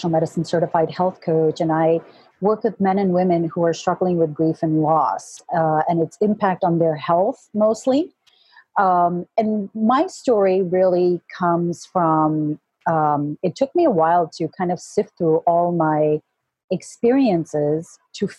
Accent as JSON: {"language": "English", "country": "Kuwait", "tie": "born or raised there", "moved": "yes", "lives_now": "United States", "said": "I was born and raised in Kuwait, but my heritage is Indian and British"}